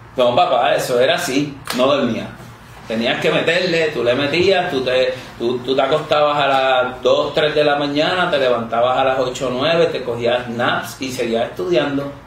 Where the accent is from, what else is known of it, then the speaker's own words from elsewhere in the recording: Mayagüez, Puerto Rico; moved away as an adult; also born or lived in Guadalajara, Mexico; Yo vengo de Mayagüez